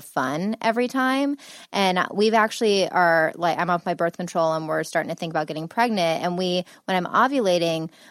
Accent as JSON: {"language": "English", "region": "Ohio", "country": "United States", "accent": "Ohio accent", "moved": "yes", "lives_now": "Los Angeles, United States", "said": "I'm from Ohio."}